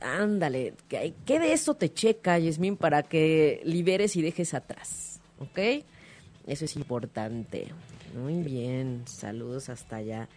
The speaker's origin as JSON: {"language": "Spanish", "country": "Mexico", "said": "como mexicanos"}